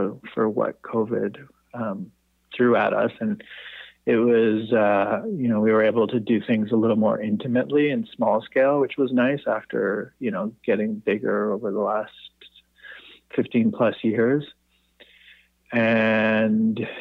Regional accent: Toronto, Ontario, Canada; now in Montreal, Canada; I actually grew up in Toronto, so I'm quite familiar with the city. I grew up in the Annex area.

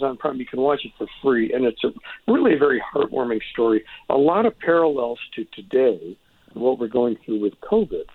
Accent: Detroit, Michigan, United States; moved away as an adult; also born or lived in Washington, D.C.; now in San Francisco, United States; I grew up in Detroit

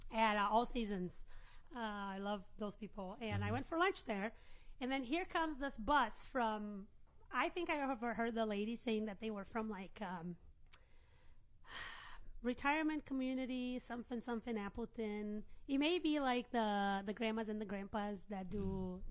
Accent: Brazil; now in United States; I'm from Brazil

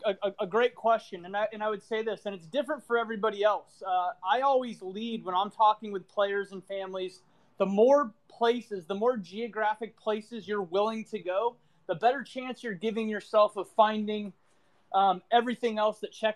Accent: California, United States; also born or lived in New Mexico / Texas / St. Louis, Missouri / Kansas; now in Southern California, United States; I'm from Northern California. I currently live in Southern California, but before that, I've lived in New Mexico. I've lived in Texas. I lived in St. Louis, Missouri. I briefly lived in Kansas.

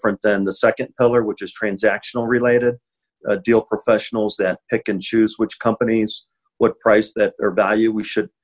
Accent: Findlay, Ohio, United States; moved away as an adult; also born or lived in Ann Arbor, Michigan / Phoenix, Arizona; I originally from Findlay, Ohio, a small town in Northwest Ohio. Started to play hockey when I was four

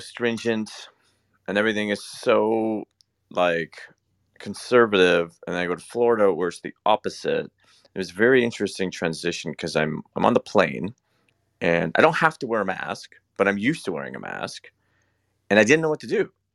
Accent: Canada; I'm Canadian

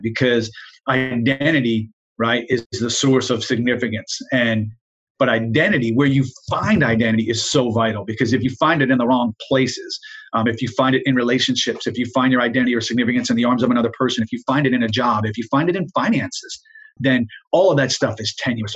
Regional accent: Jersey Shore, New Jersey, United States; I grew up in New Jersey, South Jersey, uh, on the Jersey Shore

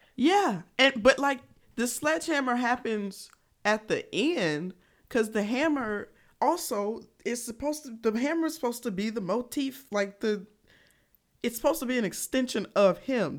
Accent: Georgia, United States; I'm country. I'm from Georgia

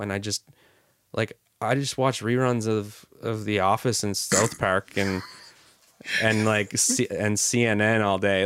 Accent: River Bourgeois, Nova Scotia, Canada; my family is from across the, the, the bay. on the other side of the bay, uh, River Bourgeois

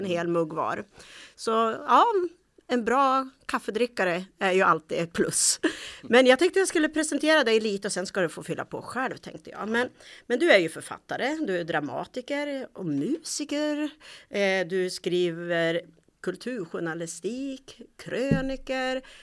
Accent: Bollnäs, Gävleborg County, Sweden; jag är ju Bollnäs

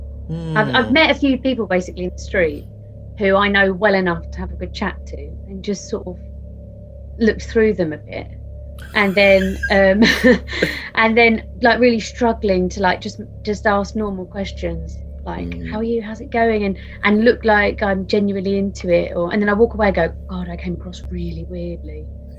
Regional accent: East of England, United Kingdom; Yeah. Gave it away.

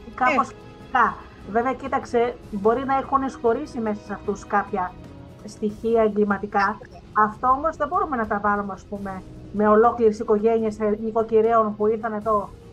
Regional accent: Missolonghi, Western Greece, Greece; κατάγομαι από το Μεσολόγγι

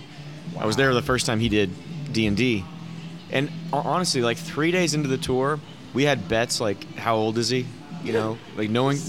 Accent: Oklahoma, United States; growing up in Oklahoma, there were not a lot of Jewish people here.

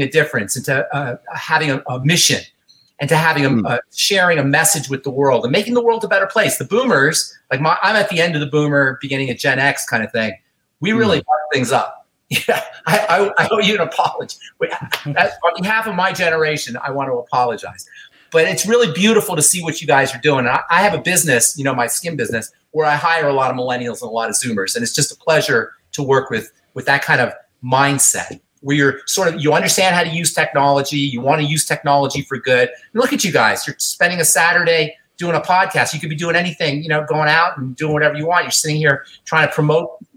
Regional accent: New York City, New York, United States; I'm from New York

